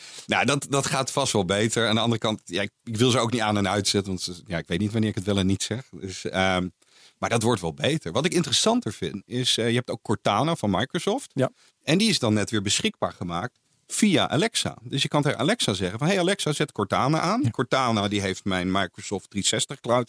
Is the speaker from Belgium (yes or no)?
no; Netherlands; Als Nederlander